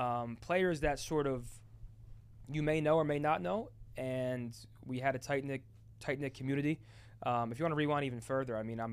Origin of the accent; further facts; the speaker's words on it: New Jersey, United States; New Jersey.